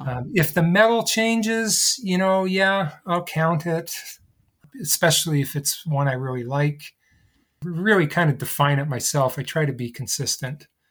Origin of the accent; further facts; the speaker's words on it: Canada; I'm a Canadian living in Canada